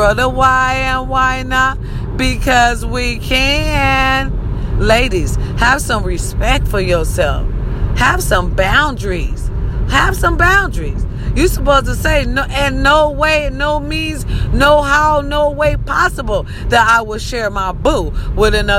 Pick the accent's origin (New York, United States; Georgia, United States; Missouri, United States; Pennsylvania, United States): Missouri, United States; Raytown; my hometown, Raytown